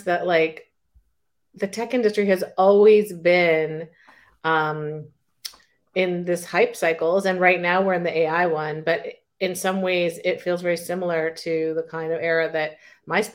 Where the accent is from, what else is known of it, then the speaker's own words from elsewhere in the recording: Silicon Valley, California, United States; I grew up in Silicon Valley